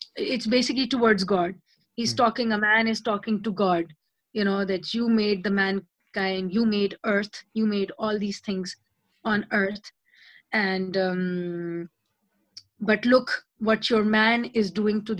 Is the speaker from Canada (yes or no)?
no; Pakistan; now in Lyon, France; I have such a mixed history of being a Pakistani, learning from my Bengali Christian Hindu teacher in Pakistan